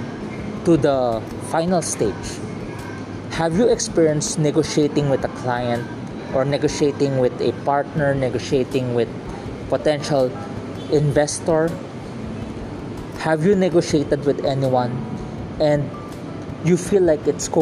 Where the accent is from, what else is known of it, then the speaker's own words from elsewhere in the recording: Philippines; In Tagalog, because I'm from a Filipino, I'm from the Philippines, we have this word, malasakit